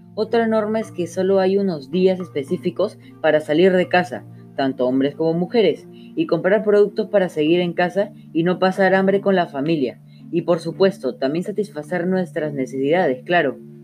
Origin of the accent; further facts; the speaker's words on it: Peru; como peruanos que somos